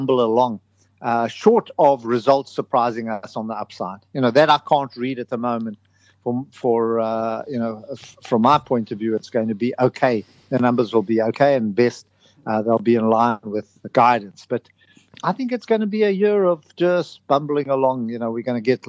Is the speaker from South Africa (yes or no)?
yes; South Africa; now in United Kingdom; I come from South Africa.